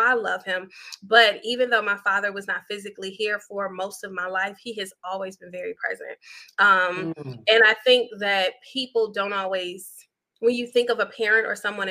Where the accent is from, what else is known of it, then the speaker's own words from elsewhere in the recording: Chicago, Illinois, United States; moved away; I grew up on the South Side, 79th Street